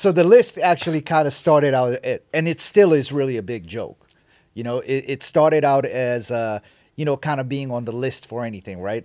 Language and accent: English; Sierra Leone; moved away; so I grew up in Sierra Leone, West Africa. I was born and raised in West Africa.